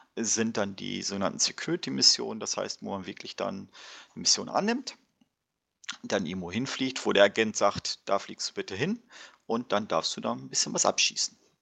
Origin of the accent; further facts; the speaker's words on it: Warburg, North Rhine-Westphalia, Germany